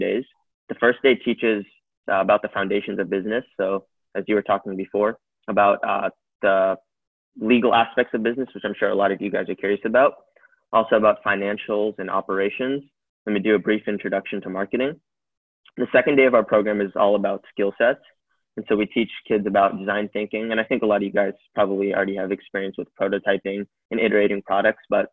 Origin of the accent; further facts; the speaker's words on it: California, United States; I'm from California in the United States, and I'm currently a high school student.